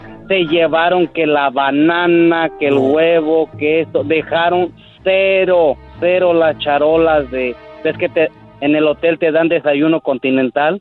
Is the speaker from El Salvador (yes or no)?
yes; El Salvador; yo como salvadoreño